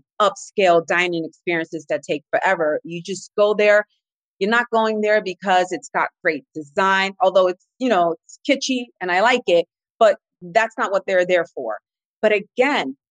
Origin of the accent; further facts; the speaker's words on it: New England, United States; now in Las Vegas, United States; I come from New England, and so it's rich in history